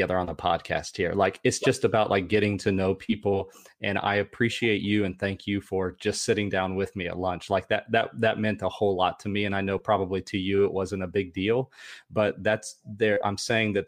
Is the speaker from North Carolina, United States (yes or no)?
yes; North Carolina, United States; I grew up a kid in North Carolina